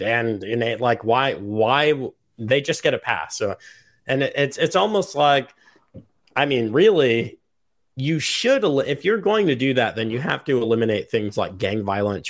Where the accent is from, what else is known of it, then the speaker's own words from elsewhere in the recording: United States; as an American